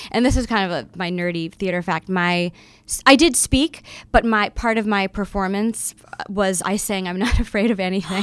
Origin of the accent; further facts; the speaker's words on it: Florida, United States; growing up in Florida